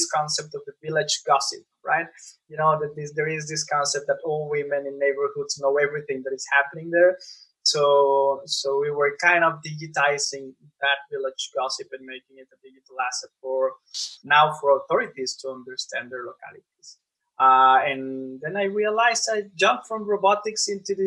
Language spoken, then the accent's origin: English; Monterrey, Nuevo León, Mexico; I was born and raised in Monterrey, Mexico